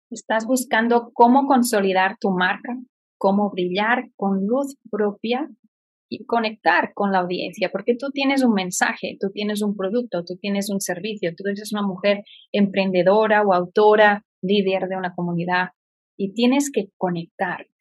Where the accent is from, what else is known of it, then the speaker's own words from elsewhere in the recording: Barcelona, Catalonia, Spain; moved away as an adult; also born or lived in Florida; now in Indianapolis, United States; nací en Barcelona y vine a vivir a Estados Unidos y que he vivido en diferentes estados